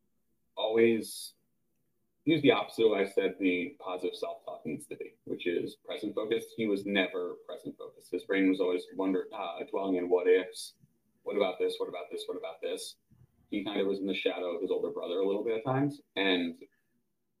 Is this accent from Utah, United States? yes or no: no; suburbs of New York City, United States; moved away as an adult; now in Georgia, United States; in the suburbs of New York City